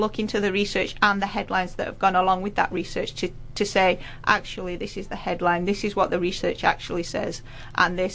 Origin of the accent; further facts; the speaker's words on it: United Kingdom; now in New Zealand; As a Brit, I probably I didn't grow up with the food pyramid of New Zealand